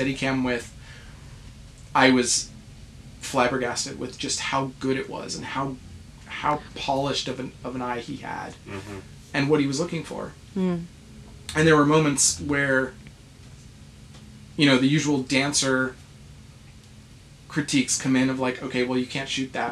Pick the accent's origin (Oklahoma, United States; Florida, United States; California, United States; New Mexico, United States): New Mexico, United States; Albuquerque; moved away; I was raised in New Mexico, in Albuquerque, in the States